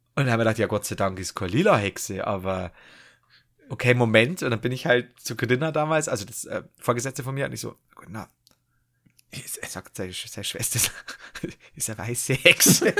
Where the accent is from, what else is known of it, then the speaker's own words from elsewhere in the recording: Bavaria, Germany; ich komme aus Bayern